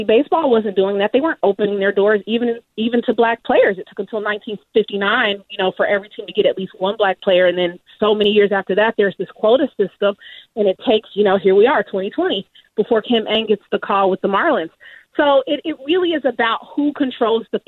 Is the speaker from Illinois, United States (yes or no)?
no; Kansas City, Missouri, United States; the Kansas City Star, my hometown paper